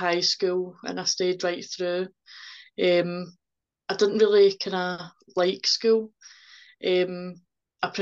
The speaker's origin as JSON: {"language": "English", "area": "Ayrshire", "region": "Scotland", "country": "United Kingdom", "also_born_or_lived": "South Lanarkshire", "said": "We're from Ayrshire, so we moved away to South Lanarkshire, and then we stayed there for 4 years, and then we came back"}